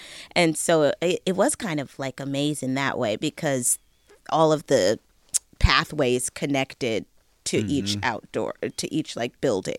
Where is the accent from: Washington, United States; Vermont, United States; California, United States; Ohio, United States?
Washington, United States; Bellevue; moved away; I'm from technically I'm from Bellevue, which is like 10 minutes outside of Seattle.